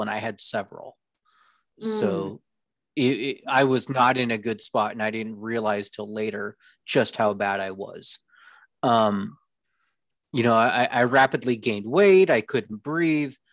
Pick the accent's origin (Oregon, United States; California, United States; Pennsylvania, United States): California, United States; Orange County; also born or lived in North Idaho; now in Idaho, United States; I grew up in Orange County, California